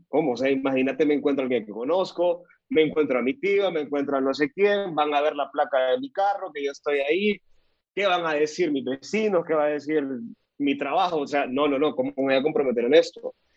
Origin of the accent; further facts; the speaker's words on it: El Salvador; now in Costa Rica; soy salvadoreño, vivo en Costa Rica